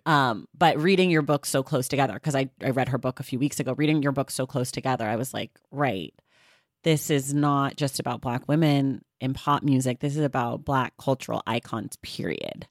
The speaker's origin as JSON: {"language": "English", "region": "California", "country": "United States", "said": "I'm from California"}